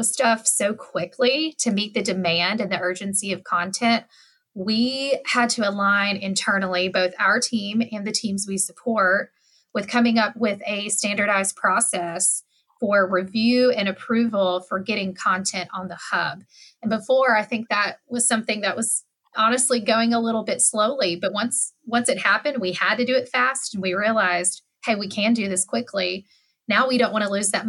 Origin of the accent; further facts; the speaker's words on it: West Tennessee, United States; I'm from West Tennessee